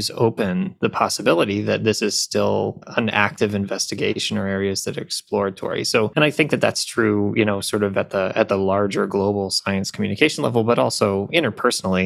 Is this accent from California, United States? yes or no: no; upstate New York, United States; now in Atlanta, United States; grew up in upstate New York